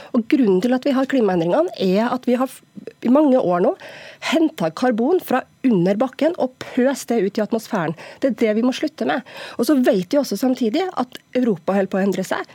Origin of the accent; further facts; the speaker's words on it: Norway; Jeg er nordmann som alle andre og stolt av landet mitt